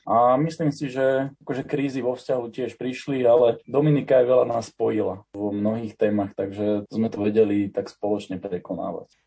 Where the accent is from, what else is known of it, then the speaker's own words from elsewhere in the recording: Slovakia; prvý Slovák